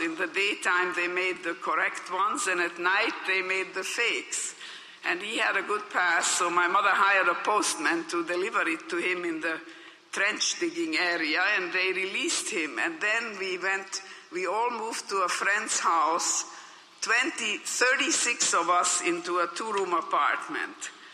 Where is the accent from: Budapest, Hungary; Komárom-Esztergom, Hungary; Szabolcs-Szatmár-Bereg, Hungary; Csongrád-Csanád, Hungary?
Budapest, Hungary; English is a second language; moved away as an adult; now in United States; I was born in Hungary in Budapest as you heard of Jewish parents